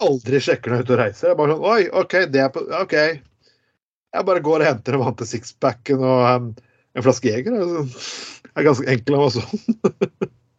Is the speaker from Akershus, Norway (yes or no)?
no; Telemark, Norway; moved away as an adult; now in Bergen, Norway; jeg kommer fra Telemark